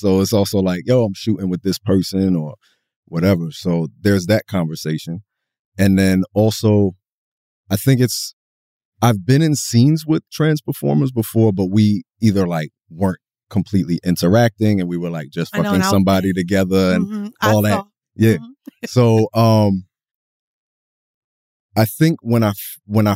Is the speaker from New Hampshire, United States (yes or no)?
no; Jersey City, New Jersey, United States; also born or lived in Teaneck, New Jersey / Camden, New Jersey; I'm from Jersey City